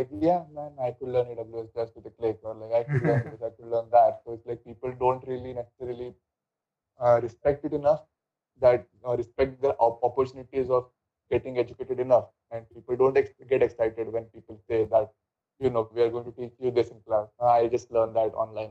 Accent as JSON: {"language": "English", "country": "India", "said": "being Indian"}